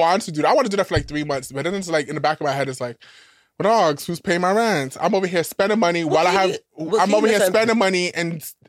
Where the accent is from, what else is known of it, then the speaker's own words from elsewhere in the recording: New York, United States; By being New York